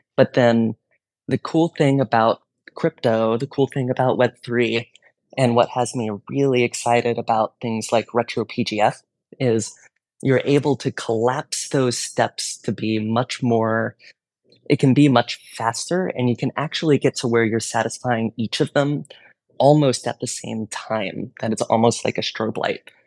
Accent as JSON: {"language": "English", "region": "Texas", "country": "United States", "tie": "born or raised there", "said": "I grew up in Texas, learned Spanish in high school"}